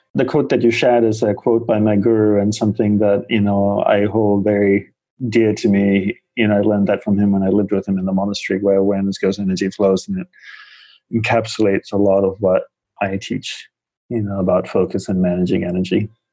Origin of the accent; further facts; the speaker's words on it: Australia; moved away as an adult; also born or lived in Malaysia / Hawaii; now in New York City, United States; I grew up in Australia